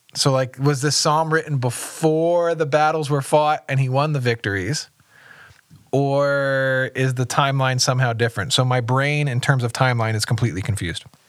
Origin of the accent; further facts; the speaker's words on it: the South, United States; accent: Southern; my Southern accent